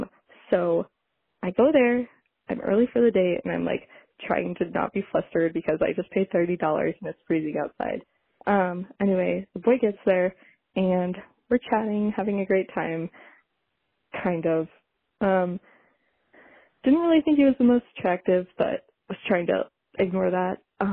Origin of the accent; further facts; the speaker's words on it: Ann Arbor, Michigan, United States; I'm from Ann Arbor, Michigan.